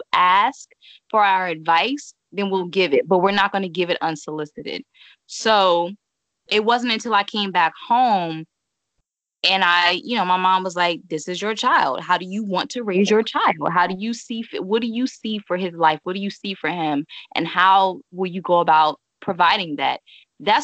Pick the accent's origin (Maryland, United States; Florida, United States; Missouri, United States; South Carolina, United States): Maryland, United States; moved away as an adult; also born or lived in Cincinnati, Ohio; I'm from Maryland. I literally packed up my life, moved to Cincinnati